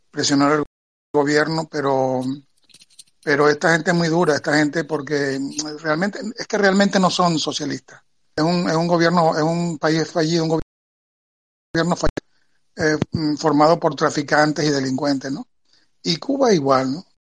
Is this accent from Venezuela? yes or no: yes; Venezuela; moved away as an adult; now in Spain; toda mi vida viviendo en, Venezuela, pero nacido aquí en España y, retornado hace cuatro.